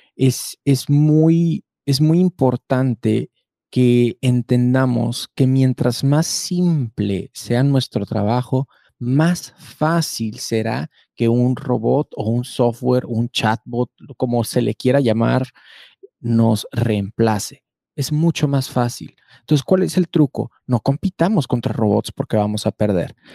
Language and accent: Spanish; Mexico